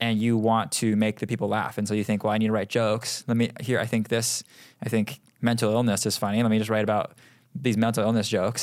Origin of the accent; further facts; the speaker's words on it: Seattle, Washington, United States; moved away as an adult; now in Los Angeles, United States; I am from Seattle